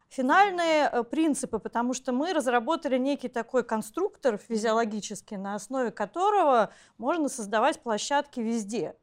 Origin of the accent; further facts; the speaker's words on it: Saint Petersburg, Russia; мое детство прошло в Ленинграде, в центре Ленинграда